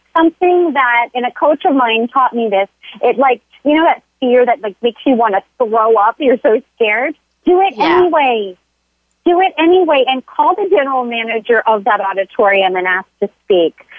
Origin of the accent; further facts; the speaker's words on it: Florida, United States; now in San Diego, United States; I grew up in, in Florida